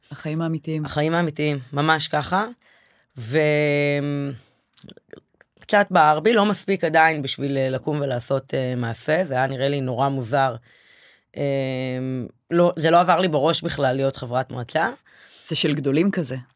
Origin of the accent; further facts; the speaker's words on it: Bat Yam, Tel Aviv District, Israel; וגם גדלתי בעיר כל החיים.